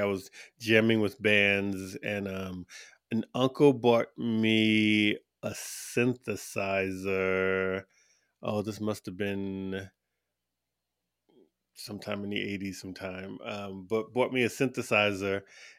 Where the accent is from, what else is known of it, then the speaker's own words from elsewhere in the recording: East Coast, United States; now in Tucson, United States; Well, I'm from all over, but I'm from the East Coast of the U.S. originally. But I'm currently based in Tucson, Arizona